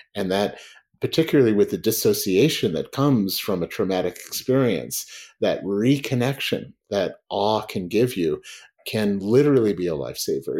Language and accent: English; United States; when I was at Oxford, as an American